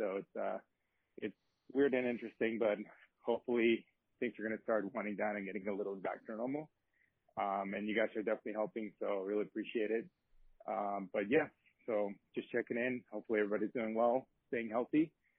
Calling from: New York City, New York, United States; I'm calling from Upper East Side in New York.

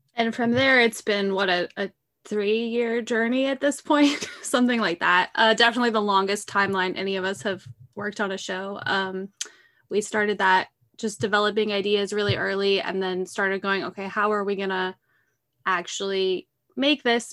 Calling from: Eugene, Oregon, United States; I'm calling in from Eugene, Oregon

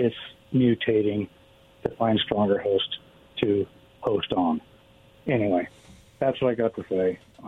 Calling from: Kennewick, Washington, United States; Dan from Kennewick.

